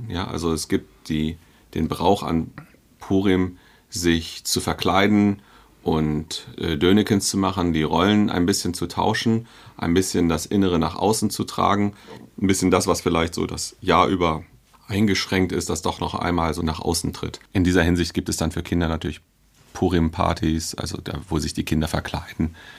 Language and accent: German; Hanover, Lower Saxony, Germany; moved away as an adult; now in Berlin, Germany; ich bin und bleibe, glaube ich, mein Leben lang Hannoveraner